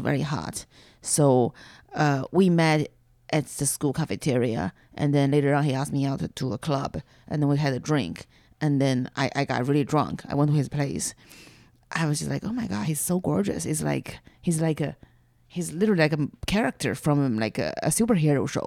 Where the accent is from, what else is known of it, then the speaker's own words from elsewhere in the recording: China; accent: Chinese; English is a second language; moved away as an adult; now in United States; I was growing up in China.